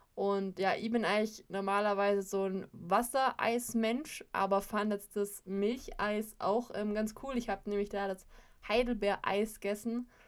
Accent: Allgäu, Germany; als gebürtige Allgäuerin liebe ich es, neue Ideen in unserer Heimat zu entdecken

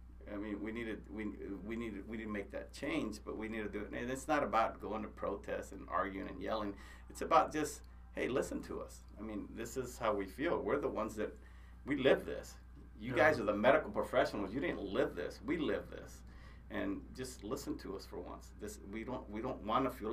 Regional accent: United States; we're American Indians, right? I mean, the Lakota, they were known as warriors. I'm an Apache

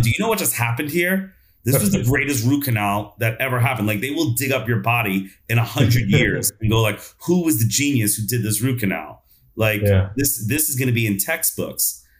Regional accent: New York, United States; I grew up in New York

